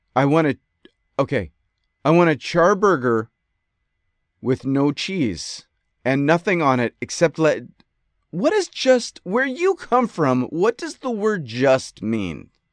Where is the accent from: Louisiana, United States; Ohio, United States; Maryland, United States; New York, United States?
New York, United States; Rochester; moved away; I grew up in Rochester